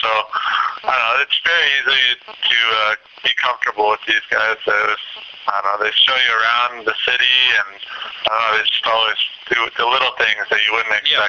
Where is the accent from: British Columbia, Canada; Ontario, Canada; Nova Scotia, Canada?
Ontario, Canada; Toronto; moved away as an adult; now in Melbourne, Australia; I was born in Etobicoke.